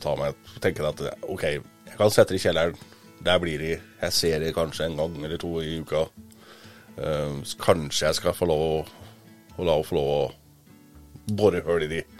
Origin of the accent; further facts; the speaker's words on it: Gudbrandsdalen, Innlandet, Norway; moved away; jeg er jo gudbrandsdøl